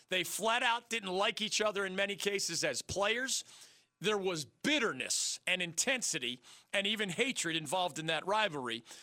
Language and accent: English; Philadelphia, Pennsylvania, United States; my hometown of Philadelphia